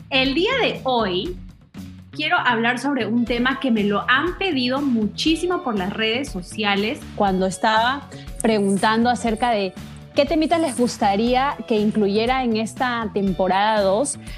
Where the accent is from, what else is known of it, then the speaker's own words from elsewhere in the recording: Puerto Rico; moved away as an adult; now in Miami, United States; tengo 39 años, soy puertorriqueña, estoy radicada en Miami, llevo en Miami tres años, eh, pero crecí eh, en Puerto Rico y nací en Puerto Rico.